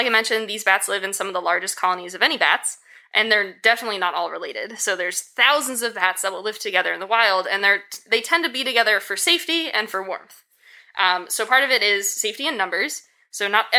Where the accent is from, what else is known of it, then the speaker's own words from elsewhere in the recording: Connecticut, United States; moved away as an adult; also born or lived in Maine / Kansas; I'm originally from Connecticut